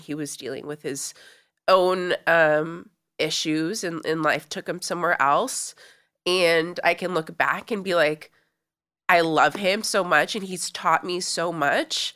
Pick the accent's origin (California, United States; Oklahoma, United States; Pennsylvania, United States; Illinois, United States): California, United States; Los Angeles; I grew up in Los Angeles